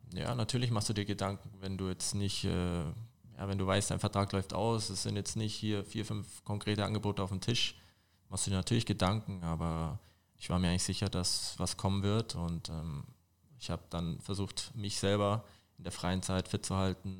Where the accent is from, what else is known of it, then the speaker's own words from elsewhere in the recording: Fürstenfeldbruck, Bavaria, Germany; also born or lived in Dachau / Munich; now in Olching, Germany; ich bin in Dachau geboren, aber in der Nähe von Fürstenfeldbruck aufgewachsen